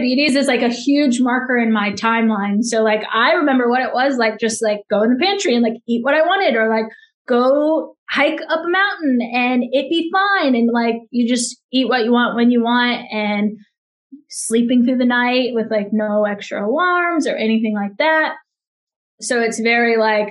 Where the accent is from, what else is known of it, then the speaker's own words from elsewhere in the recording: Virginia, United States; moved away as an adult; now in North Carolina, United States; I'm originally from Virginia